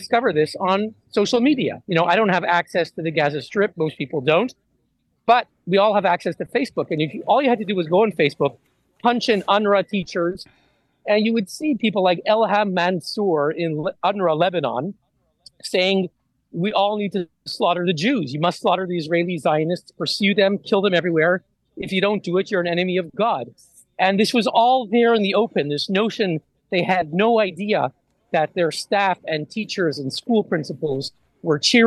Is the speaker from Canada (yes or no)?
yes; Montreal, Quebec, Canada; moved away as an adult; now in Geneva, Switzerland; I'm based in Geneva. I grew up in Montreal.